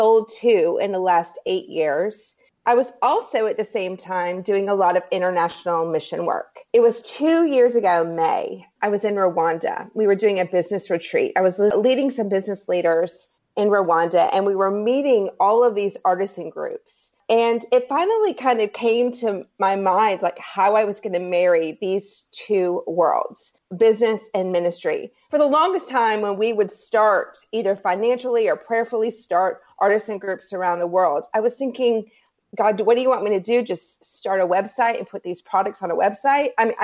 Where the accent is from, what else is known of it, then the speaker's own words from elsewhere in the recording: Myrtle Beach, South Carolina, United States; moved away as an adult; now in Raleigh, United States; I grew up in Myrtle Beach